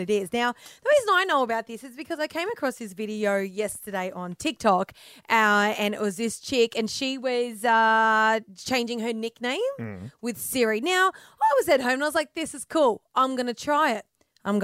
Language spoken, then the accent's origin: English; Dubbo, New South Wales, Australia; I grew up in Brick and in Dubbo